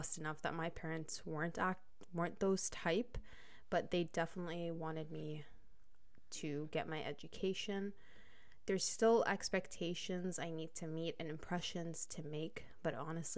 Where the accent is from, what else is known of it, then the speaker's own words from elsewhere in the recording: United Arab Emirates; moved away as an adult; also born or lived in Lebanon; now in Canada; I'm Lebanese, but was born and raised in the United Arab Emirates.